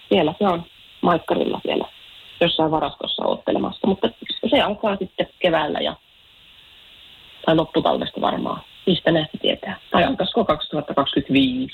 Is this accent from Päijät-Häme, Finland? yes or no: yes; Lahti, Päijät-Häme, Finland; mä Lahesta kotosin